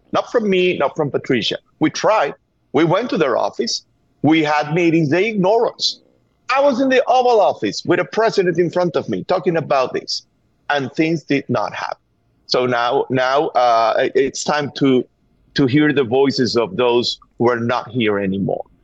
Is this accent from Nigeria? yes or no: no; Venezuela; English is a second language; moved away as an adult; now in United States; We are from Venezuela. I thought that my kid should have chances that I, I, I was not seeing in my country